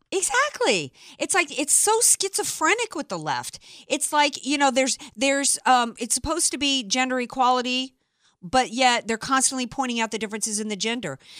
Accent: New Orleans, Louisiana, United States; now in San Diego, United States; I'm from New Orleans

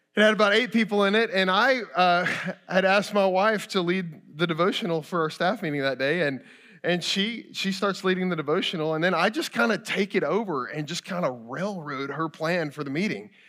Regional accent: Kentucky, United States; moved away; I grew up in Kentucky, I bleed blue, go Cats

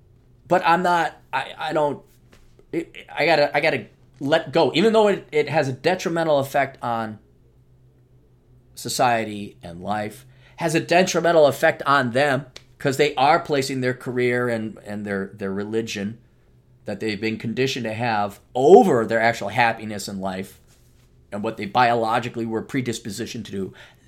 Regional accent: Detroit, Michigan, United States; I did not use my youth and beauty to marry some of the great guys I grew up with in Detroit.

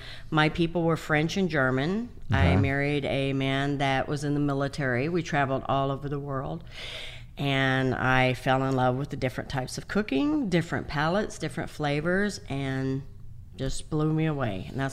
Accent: Baja California, Mexico; also born or lived in San Diego; now in Texas, United States; Originally, well, I was born in San Diego, California.

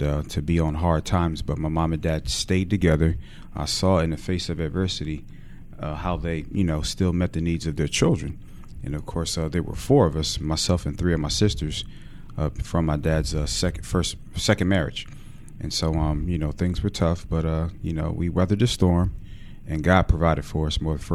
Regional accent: Philadelphia, Pennsylvania, United States; also born or lived in Coatesville, Pennsylvania; I'm from West Philly

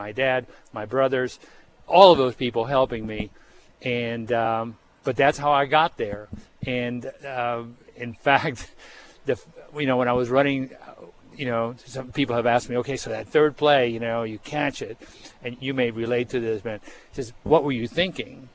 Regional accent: Cuba; now in United States; growing up in Cuba

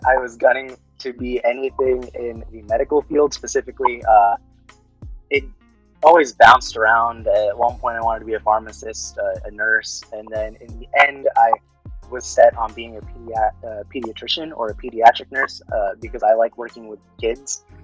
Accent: Fairfield, California, United States; first language Tagalog; English is a second language; moved away as an adult; also born or lived in Dasmariñas, Cavite, Philippines; now in Nebraska, United States; originally, I was uh, born in the Philippines, uh, moved to California, Fairfield, California, specifically when I was around four

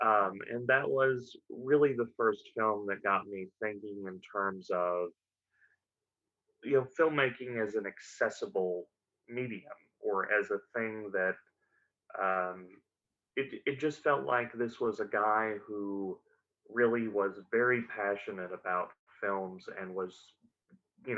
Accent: Hot Springs, Arkansas, United States; I was born and raised in Hot Springs, Arkansas

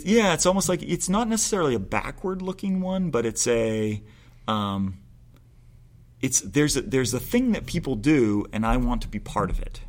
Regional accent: Maine, United States; growing up in Maine, we didn't have that culture

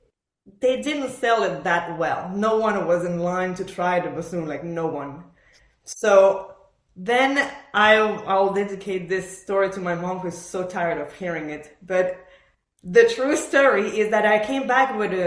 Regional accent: Montreal, Quebec, Canada; English is a second language; moved away as an adult; also born or lived in Buenos Aires, Argentina / Philadelphia, United States; now in Nashville, United States; move basically from Buenos Aires. I was born there in Argentina. To Montreal. So I was raised in Montreal

